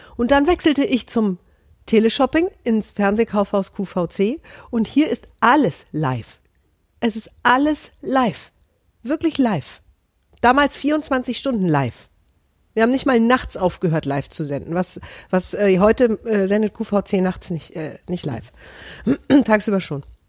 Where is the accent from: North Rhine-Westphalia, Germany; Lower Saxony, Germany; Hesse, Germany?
Hesse, Germany; ich bin Hessin